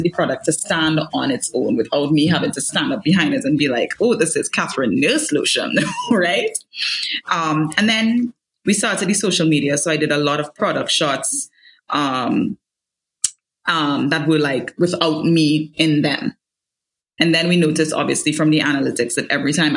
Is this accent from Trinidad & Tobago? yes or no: yes; Diego Martin and St. James, Trinidad & Tobago; I grew up in West Trinidad in Diego Martin and St. James